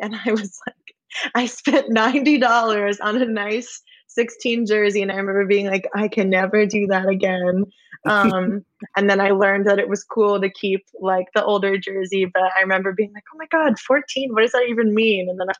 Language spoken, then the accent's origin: English; New England, United States; Obviously, I'm from New England, so I was like, I don't really know what's happening here.